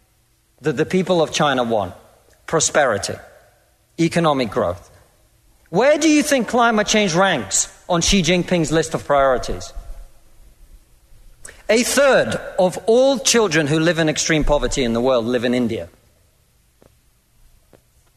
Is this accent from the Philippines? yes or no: no; Russia; now in United Kingdom; I come from Russia, which is not a poor country.